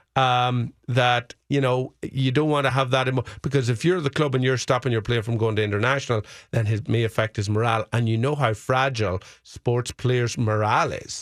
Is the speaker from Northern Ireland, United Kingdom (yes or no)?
yes; Fermanagh, Northern Ireland, United Kingdom; my hometown team, Fermanagh